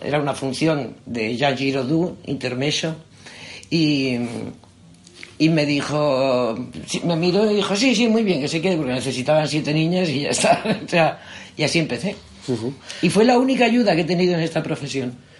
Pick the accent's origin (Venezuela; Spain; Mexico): Spain; Madrid, Community of Madrid; yo soy madrileña, madrileña, pero soy 50% murciana. Mi madre es murciana